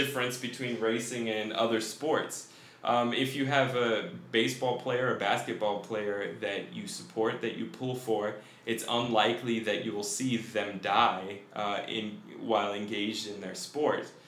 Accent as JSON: {"language": "English", "region": "Colorado", "country": "United States", "tie": "born or raised there", "said": "I grew up in Colorado"}